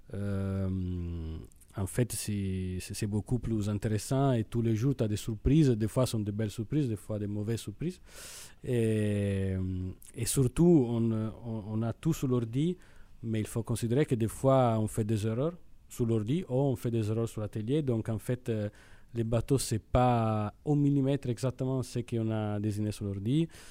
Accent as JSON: {"language": "French", "country": "Italy", "accent": "Italian", "second_language": "French", "moved": "as an adult", "lives_now": "Brittany, France", "said": "je suis italien peut-être l'accent c'est c'est assez évident"}